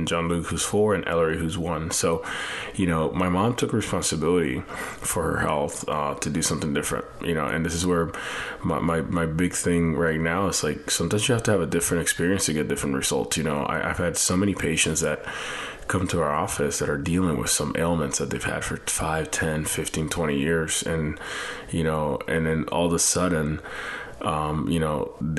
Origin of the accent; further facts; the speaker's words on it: Puerto Rico; moved away; I have an accent because I'm actually like from Puerto Rico and, you know, Latin America